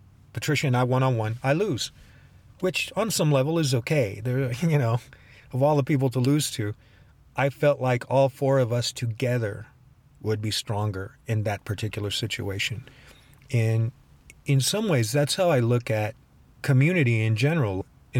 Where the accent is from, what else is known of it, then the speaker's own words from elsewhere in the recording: Boston, Massachusetts, United States; I mean, I come from Boston, rough and tumble